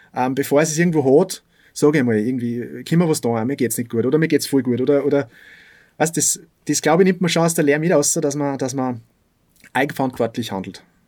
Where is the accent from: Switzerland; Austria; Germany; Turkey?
Austria; Bad Aussee, Styria; also born or lived in Salzburg; bei uns in Aussee